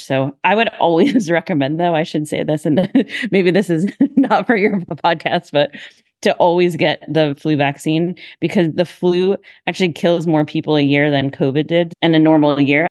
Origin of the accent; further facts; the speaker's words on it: Massachusetts, United States; moved away as an adult; also born or lived in Hershey, Pennsylvania; now in Philadelphia, United States; originally I'm from Massachusetts